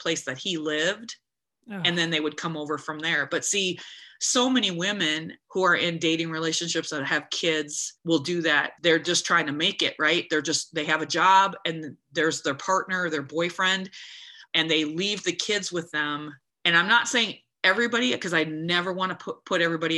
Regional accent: United States; I'm an American girl.

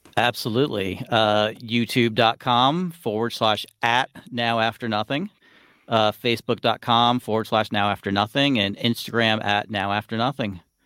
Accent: South Florida, United States; I grew up in South Florida

